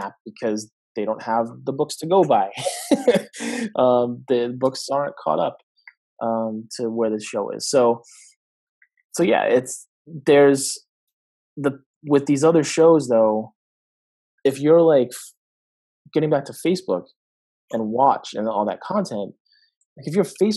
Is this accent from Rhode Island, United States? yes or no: yes; Providence, Rhode Island, United States; my hometown of Providence